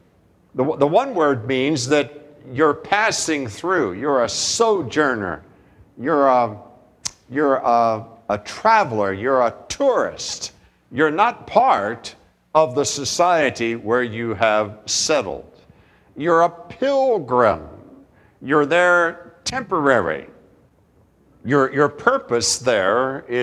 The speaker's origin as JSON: {"language": "English", "country": "United States", "said": "us Americans to get that picture because we have grown up in a culture that says that America is a Christian nation"}